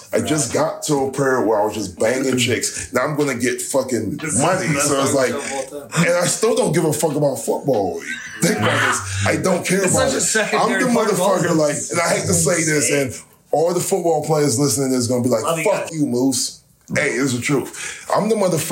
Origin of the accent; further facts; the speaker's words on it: Washington, District of Columbia, United States; Southeast Washington, D.C.